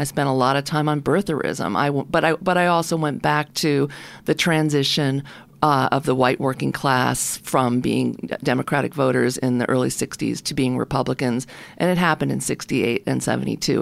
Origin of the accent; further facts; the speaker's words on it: Oceanside, New York, United States; also born or lived in Brooklyn, New York; born in Brooklyn and grew up on, uh, grew up in Oceanside